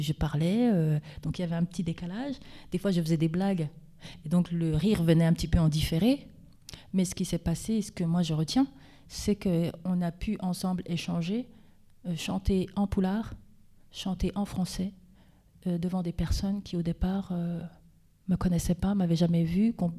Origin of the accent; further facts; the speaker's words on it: Vosges, Grand Est, France; je suis des Vosges, euh, je, suis française, je suis vosgienne